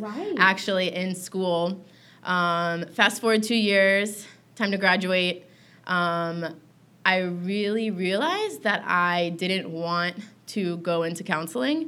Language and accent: English; Tallahassee, Florida, United States; I grew up in Tallahassee, Florida